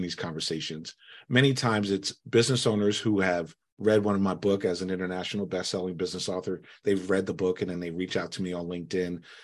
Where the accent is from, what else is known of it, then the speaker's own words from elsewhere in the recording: United States; I was born here in the United States.